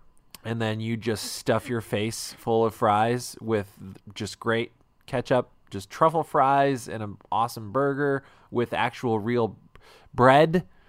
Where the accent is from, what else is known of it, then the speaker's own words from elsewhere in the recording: United States; I was born here. I am an American.